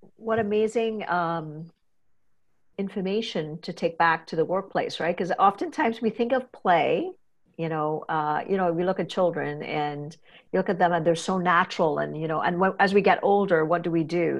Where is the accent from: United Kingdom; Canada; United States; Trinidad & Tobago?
Trinidad & Tobago; I'm a Trinidadian, kinda growing up in the Caribbean